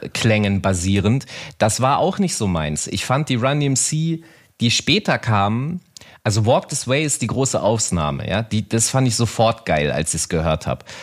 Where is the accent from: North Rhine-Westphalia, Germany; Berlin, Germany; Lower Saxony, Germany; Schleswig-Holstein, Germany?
Lower Saxony, Germany; Hanover; in meiner Heimatstadt Hannover